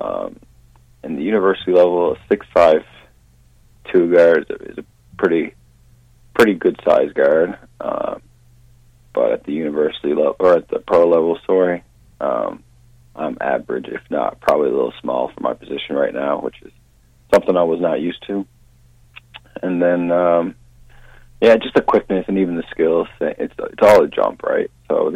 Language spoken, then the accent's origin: English; St. John's, Newfoundland and Labrador, Canada; I'm actually from St. John's, Newfoundland, on the East Coast.